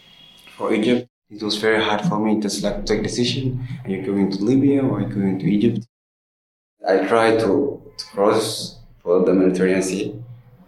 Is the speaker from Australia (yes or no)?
no; Somalia; English is a second language; moved away; I'm from Somalia.